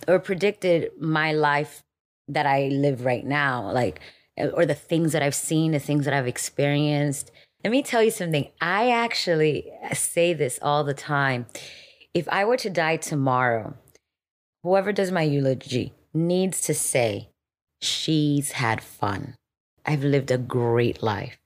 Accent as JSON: {"language": "English", "town": "Miami", "region": "Florida", "country": "United States", "tie": "born or raised there", "also_born_or_lived": "Dominican Republic", "moved": "as an adult", "lives_now": "Los Angeles, United States", "said": "I was born in Dominican Republic and we moved to Miami when I was five years old"}